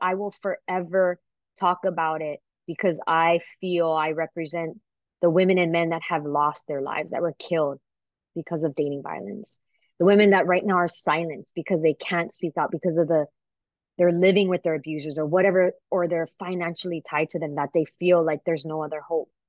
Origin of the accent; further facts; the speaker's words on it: Waipahu, Hawaii, United States; growing up in Waipahu in the Pupunohes